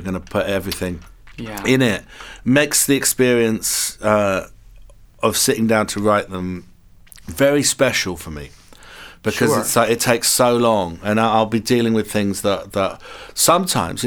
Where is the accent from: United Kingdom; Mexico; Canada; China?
United Kingdom; England; I'm English.